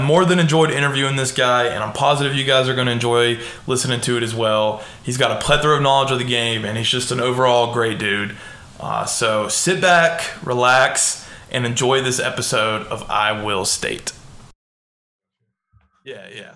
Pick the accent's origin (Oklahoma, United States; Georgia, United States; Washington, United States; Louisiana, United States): Georgia, United States; Marietta; I'm from Marietta as well